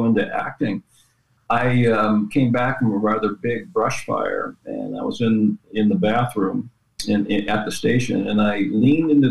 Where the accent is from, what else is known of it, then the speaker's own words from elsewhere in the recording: Westminster, California, United States; I went to Westminster. Yeah. I grew up there